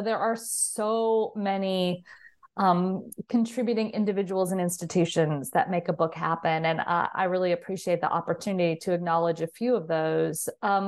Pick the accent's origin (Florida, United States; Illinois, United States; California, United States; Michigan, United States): California, United States; So I grew up in Southern California, and interestingly enough, not far from Hollywood, and was always a movie lover.